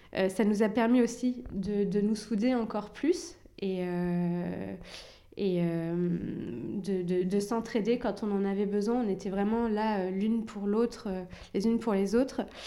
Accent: Rouen, Normandy, France; also born or lived in Algeria; j'ai grandi à Rouen, j'ai toujours vécu ici.

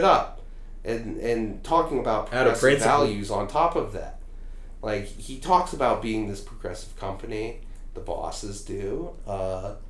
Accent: Indiana, United States; I'm from Indiana

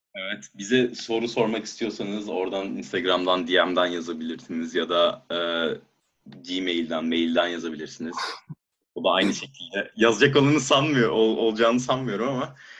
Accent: Turkey; moved away as an adult; now in Germany; ben, eee, yarı Almanım, yarı Türk'üm ama kendimi tabii ki daha çok Türkiye'ye ait hissediyorum.

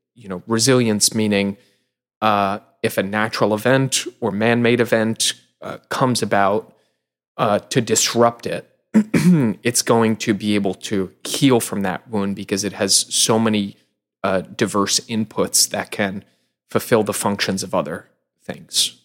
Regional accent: Long Island, New York, United States; I grew up in Long Island

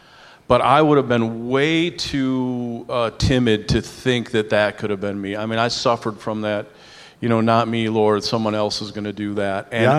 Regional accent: New York, United States; I'm a New Yorker.

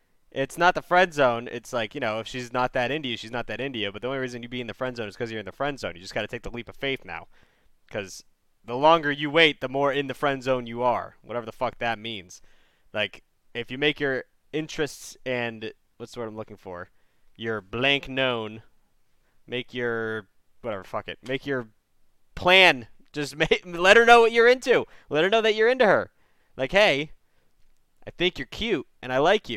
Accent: United States; I'm American.

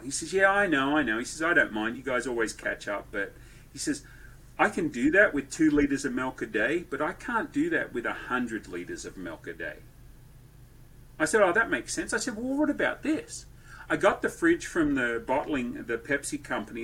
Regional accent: Australia; moved away as an adult; also born or lived in Wichita, Kansas / Bowling Green; now in Franklin, United States; Born and raised in Australia

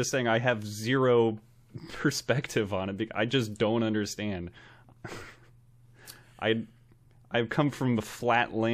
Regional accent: Queens, New York, United States; No, I'm from Queens. I do things differently. I'm from this area of New York.

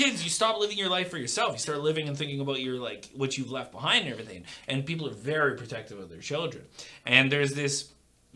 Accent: Canada; I'm a Canadian. I'm proud of being a Canadian.

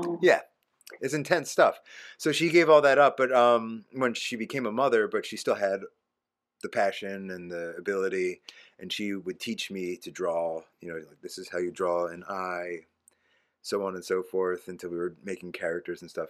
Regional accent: Havertown, Pennsylvania, United States; I lived in Havertown

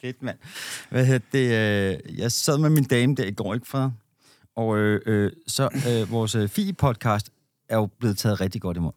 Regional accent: Denmark; som danskere

